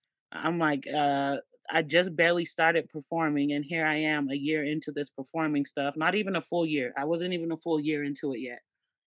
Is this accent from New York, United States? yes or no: no; East St. Louis, Illinois, United States; I'm from East St. Louis. So I'm like, okay, we got to show out a little bit, y'all. These are my stomping grounds.